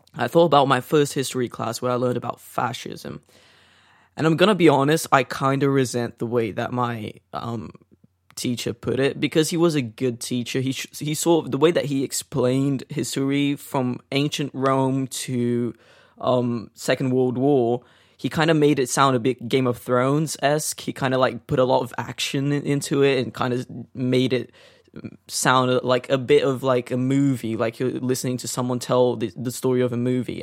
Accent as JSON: {"language": "English", "country": "Brazil", "tie": "born or raised there", "also_born_or_lived": "North London", "moved": "yes", "lives_now": "London, United Kingdom", "said": "growing up in Brazil"}